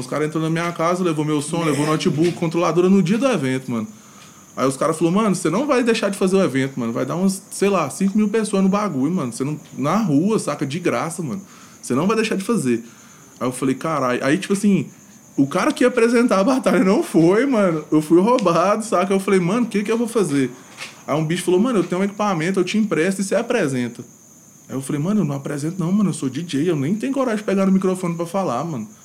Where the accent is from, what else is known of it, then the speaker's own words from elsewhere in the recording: Goiânia, Goiás, Brazil; eu sou de Goiânia mesmo. Nascido uhum. e crescido na região noroeste